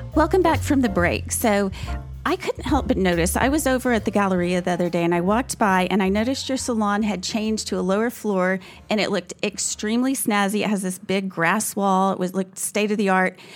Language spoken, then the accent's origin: English; Dallas, Texas, United States; Being from Dallas